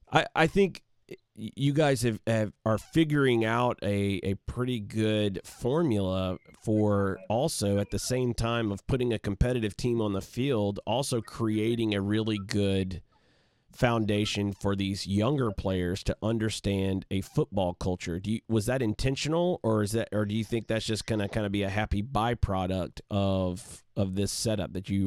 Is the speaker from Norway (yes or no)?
no; England, United Kingdom; growing it growing up in England and and having the the opportunity to play in the Blackburn Rovers Academy.